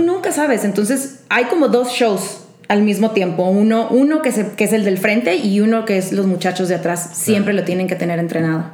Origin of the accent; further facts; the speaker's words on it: Monterrey, Nuevo León, Mexico; moved away as an adult; now in Mexico City, Mexico; me mudé de Monterrey. Cuando tenía 19 años, me salí de mi casa